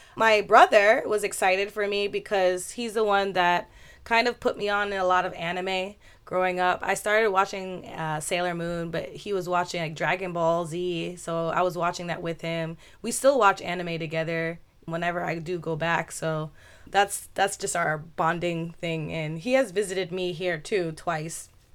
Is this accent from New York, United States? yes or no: yes; Westchester County, New York, United States; moved away as an adult; now in Osaka, Japan; My hometown is in New York State, Westchester County, and I left United States to live in Japan when I was twenty-four.